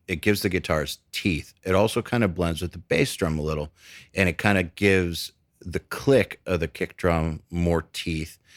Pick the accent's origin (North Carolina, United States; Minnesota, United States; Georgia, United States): Georgia, United States; Atlanta; also born or lived in Cleveland, Ohio; I was born in Cleveland, and then we moved to Atlanta